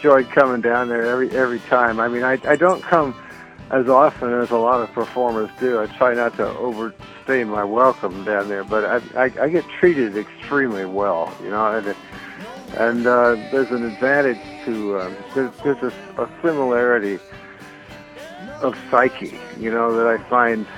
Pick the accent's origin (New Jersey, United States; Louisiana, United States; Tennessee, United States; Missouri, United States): Louisiana, United States; New Orleans; moved away; also born or lived in Mexico City / Paris; New Orleans, of course, which is where my hometown is.